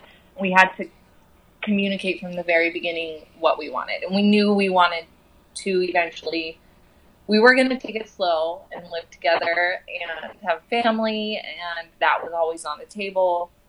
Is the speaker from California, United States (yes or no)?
no; Houston, Texas, United States; also born or lived in New Mexico / Arizona; And I grew up in Houston. I grew up in New Mexico. I grew up in Arizona.